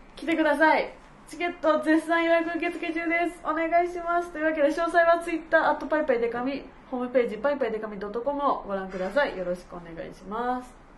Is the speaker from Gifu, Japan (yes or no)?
no; Matsusaka, Mie, Japan; moved away; 地元三重県松阪市